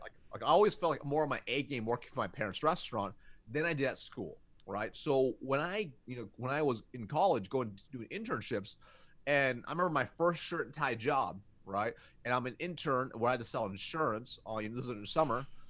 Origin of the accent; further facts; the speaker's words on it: United States; I was born in America